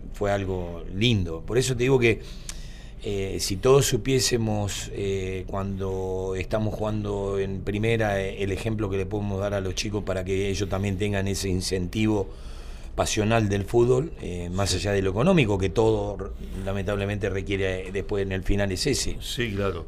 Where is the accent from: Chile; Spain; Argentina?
Argentina; Mar del Plata, Buenos Aires Province; yo nací y tuve meses en Cerrito 66. Cerrito y Juan B. Justo.